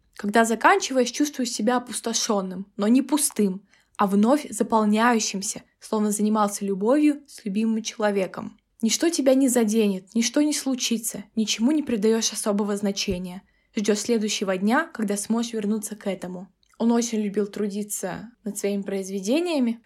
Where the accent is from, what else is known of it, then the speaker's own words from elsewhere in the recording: Kazakhstan; я из Казахстана